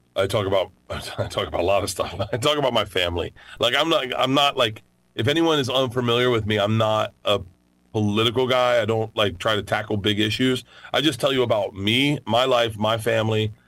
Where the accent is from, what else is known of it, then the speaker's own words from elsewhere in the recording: Tampa, Florida, United States; I'm from Florida